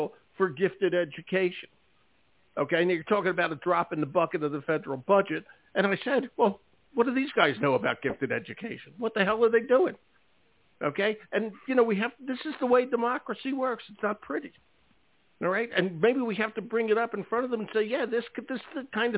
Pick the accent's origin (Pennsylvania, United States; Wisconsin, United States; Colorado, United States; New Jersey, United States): Pennsylvania, United States; Philadelphia; moved away; I'm from Philadelphia